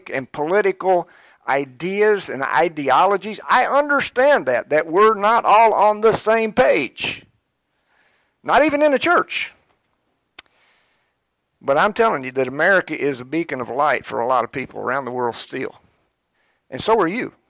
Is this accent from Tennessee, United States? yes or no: no; Georgetown, Kentucky, United States; growing up in Georgetown, I was born in Georgetown, and I started out in Scott County